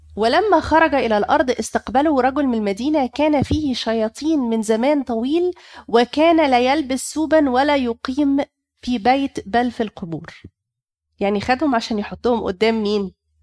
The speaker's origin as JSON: {"language": "Arabic", "country": "Egypt", "said": "عندنا في مصر"}